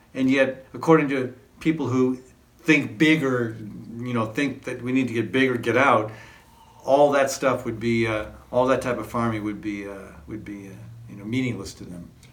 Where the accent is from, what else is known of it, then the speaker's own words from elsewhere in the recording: Ireland; now in Des Moines, United States; the farms that I grew up with were in Ireland